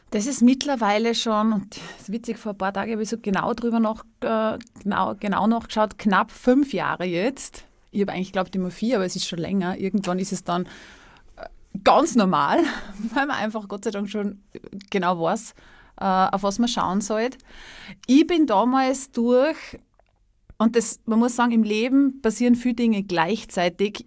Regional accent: Salzburg, Austria; moved away; also born or lived in Styria; Ich komme, ich komme aus Salzburg, ich habe ja in der Steiermark gelebt

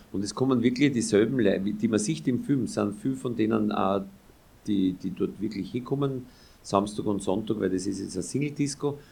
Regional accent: Austria; wo ich herkomme, also Grenze zwischen Ober- und Niederösterreich, Ober der Donau

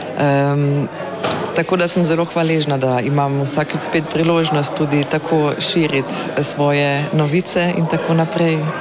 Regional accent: Carinthia, Austria; moved away as an adult; now in Ljubljana, Slovenia

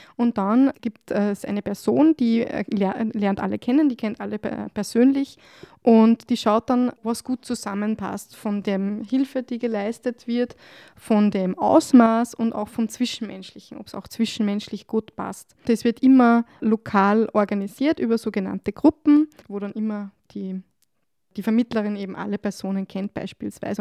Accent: Upper Austria, Austria; moved away as an adult; now in Salzburg, Austria; ich komme ursprünglich aus Oberösterreich

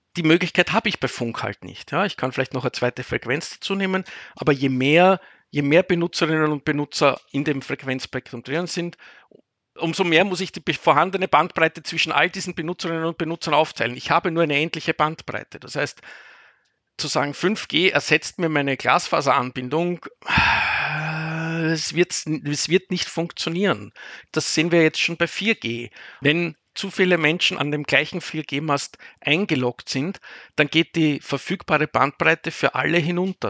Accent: Vienna, Austria; moved away as an adult; now in Cologne, Germany; als Österreicher oder als Wiener

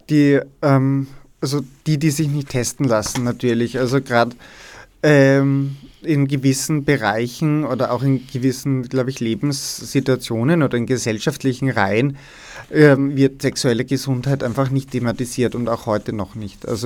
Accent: Styria, Austria; Also ich bin ja aus der Steiermark, aus Steins und damals in der Schule haben wir das überhaupt nicht durchgemacht.

